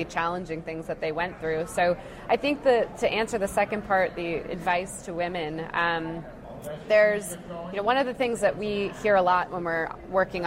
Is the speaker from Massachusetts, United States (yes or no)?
yes; Massachusetts, United States; growing up in Massachusetts